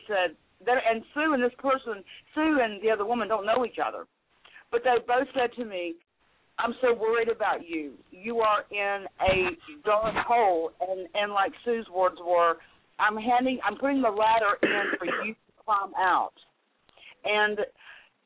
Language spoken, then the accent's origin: English; North Carolina, United States; accent: southern; also born or lived in Florida; I was born in North Carolina. I've lived all over Florida, North Carolina. But North Carolina is what I call home